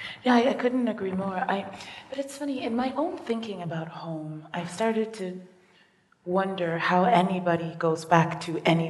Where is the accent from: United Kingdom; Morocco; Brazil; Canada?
United Kingdom; London; born there; I was born in London, not all of England. I was only born in one hospital in London, and that's the only local I know.